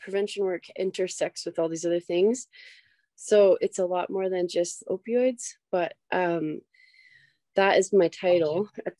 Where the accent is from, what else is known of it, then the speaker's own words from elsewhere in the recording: Dillingham, Alaska, United States; I'm from Dillingham, Alaska. I'm a Chugle Young tribal member